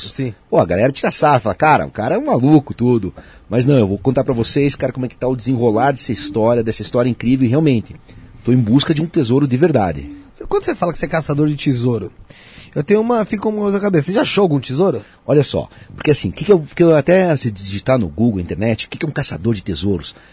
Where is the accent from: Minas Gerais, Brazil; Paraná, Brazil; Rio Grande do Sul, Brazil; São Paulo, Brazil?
Paraná, Brazil; Curitiba; eu sou de Curitibano, nasci em Curitiba em 28 de agosto de 77, eu tenho 44 anos, né?